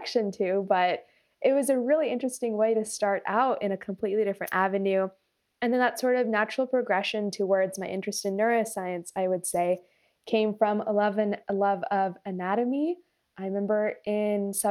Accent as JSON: {"language": "English", "town": "Folsom", "region": "California", "country": "United States", "tie": "born or raised there", "also_born_or_lived": "Alameda County, California", "said": "I grew up in Folsom, California, near Sacramento"}